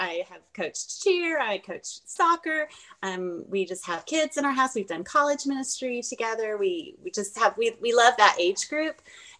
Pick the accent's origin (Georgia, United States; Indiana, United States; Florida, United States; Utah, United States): Florida, United States; Fort Walton Beach; also born or lived in Germany; So I grew up all over, literally all over the world, because I lived in Germany too. So, okay. I graduated high school in Fort Walton Beach, Florida. So that's what I call home.